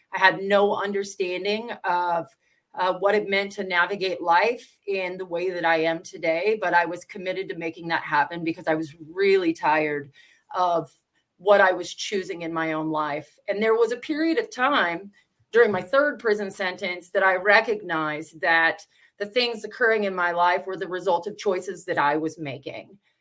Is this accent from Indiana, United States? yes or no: no; Washington, United States; I'm from Washington State